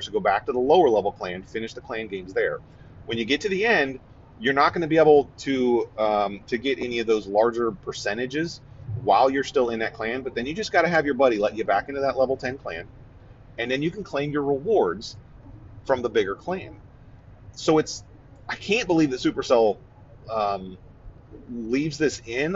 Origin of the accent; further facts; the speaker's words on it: Ohio, United States; moved away; I'm from Ohio